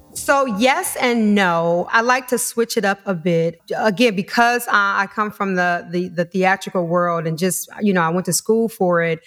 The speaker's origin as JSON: {"language": "English", "town": "Detroit", "region": "Michigan", "country": "United States", "moved": "yes", "said": "Originally from Detroit, Michigan"}